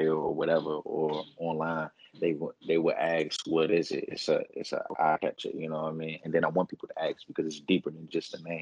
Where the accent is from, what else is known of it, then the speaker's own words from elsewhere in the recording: Washington, District of Columbia, United States; now in California, United States; live from the district, man. DMV stand up.